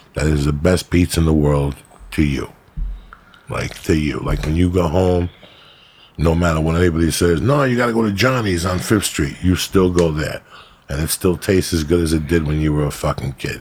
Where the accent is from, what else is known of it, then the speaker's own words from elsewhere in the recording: North Bergen, New Jersey, United States; also born or lived in New York; I grew up in North Bergen